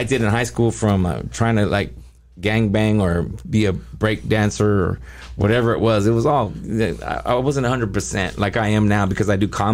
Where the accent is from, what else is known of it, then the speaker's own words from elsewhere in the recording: Cerritos, California, United States; also born or lived in Taiwan; I grew up in Cerritos